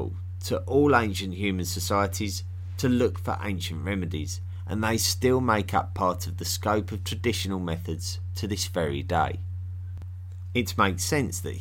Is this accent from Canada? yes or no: no; England, United Kingdom; Personally, I come from England, which is well known as a country where the people love their tea.